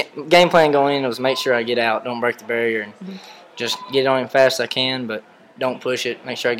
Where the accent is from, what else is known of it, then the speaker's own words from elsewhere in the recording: Emory, Texas, United States; I'm from Emory, Texas.